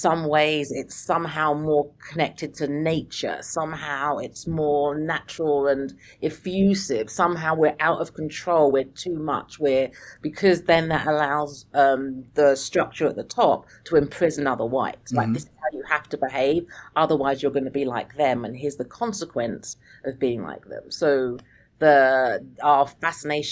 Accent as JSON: {"language": "English", "country": "United Kingdom", "moved": "as an adult", "lives_now": "Pennsylvania, United States", "said": "I'm British"}